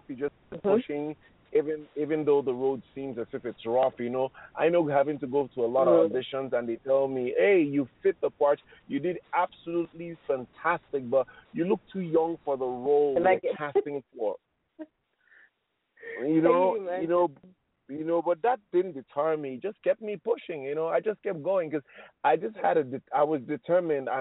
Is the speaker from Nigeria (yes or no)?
yes; Nigeria; I am Nigerian